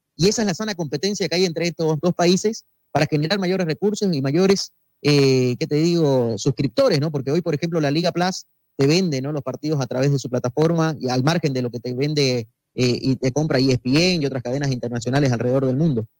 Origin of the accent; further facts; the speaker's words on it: Bolivia; somos bolivianos